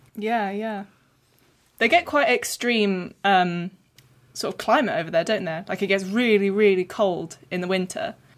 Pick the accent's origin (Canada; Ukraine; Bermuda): Ukraine; moved away; we are both fellow Ukrainian friends from our hometown